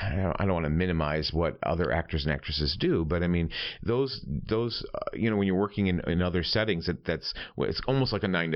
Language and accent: English; upstate New York, United States; moved away; also born or lived in New Hampshire; from where I grew up in New York.